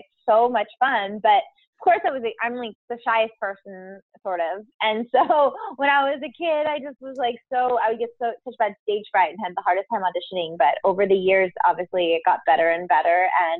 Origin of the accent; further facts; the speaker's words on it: San Diego, California, United States; I grew up in San Diego, California